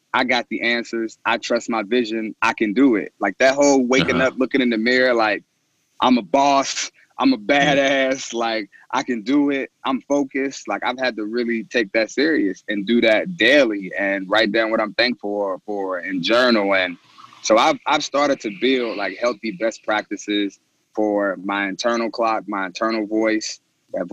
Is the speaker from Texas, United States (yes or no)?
no; Cincinnati, Ohio, United States; also born or lived in Louisville, Kentucky; I was born in Louisville, Kentucky. I grew up in Cincinnati, Ohio. So I went to high school here